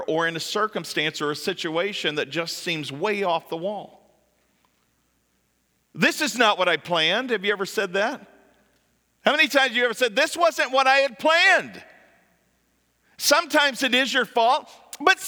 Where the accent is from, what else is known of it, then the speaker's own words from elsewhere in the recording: just south of Lexington, central Kentucky, United States; moved away; I'm from Kentucky, central Kentucky, just south of Lexington